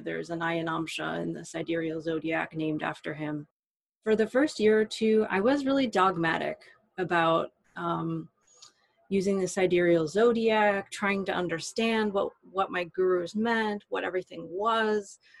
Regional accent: United States; I'm an American woman living in the United States in the 21st century

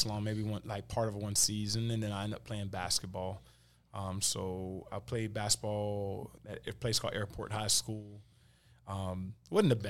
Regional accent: West Columbia, South Carolina, United States; also born or lived in Ehrhardt, South Carolina; I spent my school years usually in West Columbia

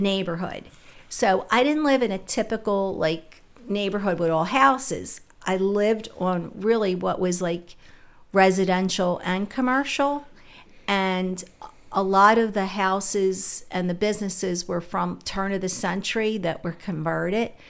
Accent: Philadelphia, Pennsylvania, United States; I was born in West Philly in the 50s

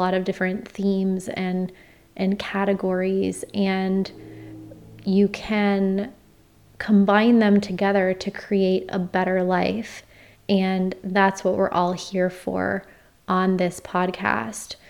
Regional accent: Florida, United States; moved away; my home state of Florida

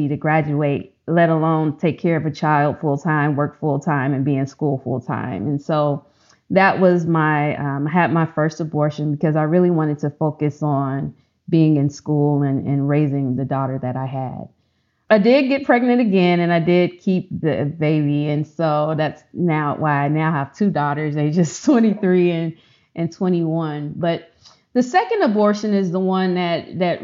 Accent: Chicago, Illinois, United States; now in Texas, United States; Growing up in Chicago, I went to one of the lowest performing high schools

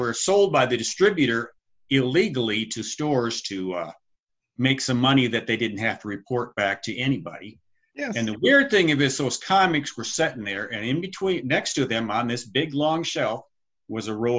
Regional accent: Big Rapids, Michigan, United States; moved away as an adult; also born or lived in the western US; I grew up in Michigan, Big Rapids area, about 50 miles north of Grand Rapids. I lived there for my first 22 years, and then I moved out west

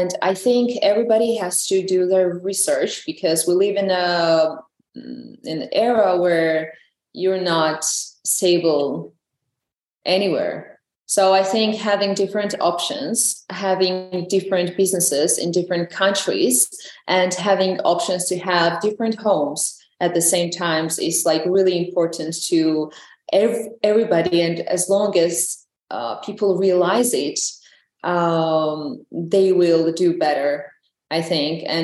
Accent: Georgia; English is a second language

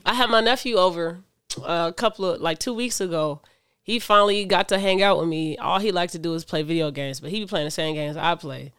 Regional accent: Michigan City, Indiana, United States; I was raised in Michigan City, Indiana

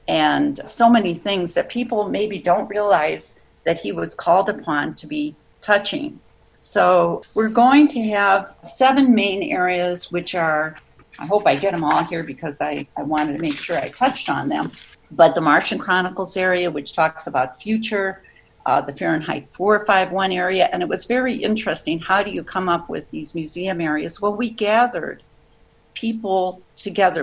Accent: Waukegan, Illinois, United States; I grew up in Waukegan

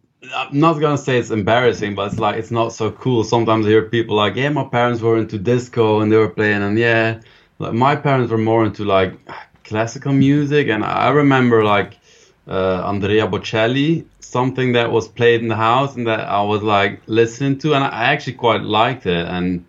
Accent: Belgium; English is a second language; In Belgium, yeah.

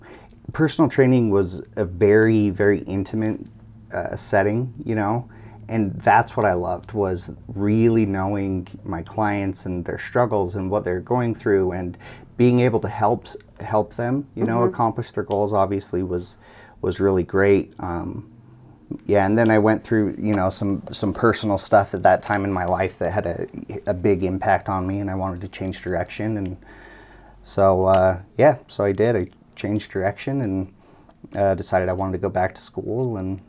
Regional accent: Idaho, United States; So I grew up in Snake River.

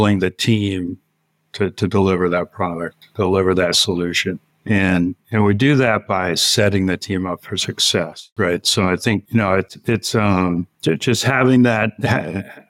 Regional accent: Northwest Pennsylvania, United States; moved away as an adult; growing up in Northwest PA

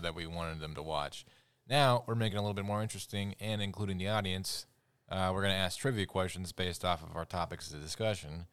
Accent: United States; We love being American

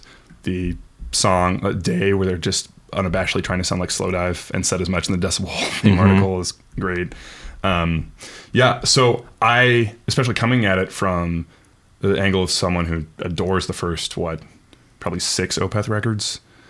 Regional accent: Stockholm, Stockholm County, Sweden; We are both from Stockholm, Sweden.

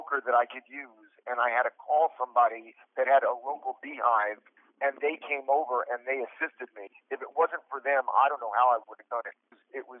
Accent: New York City, New York, United States; moved away; I'm from Brooklyn, New York originally, and I grew up around the Brooklyn Tunnel

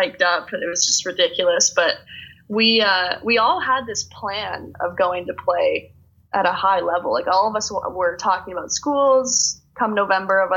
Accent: Stratford, Ontario, Canada; I'm from Stratford

